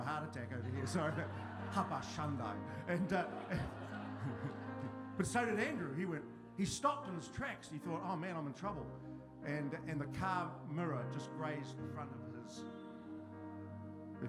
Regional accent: the South, South Island, New Zealand; I come from the South

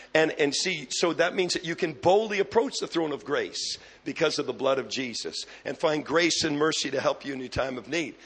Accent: Canada; I'm a Canadian

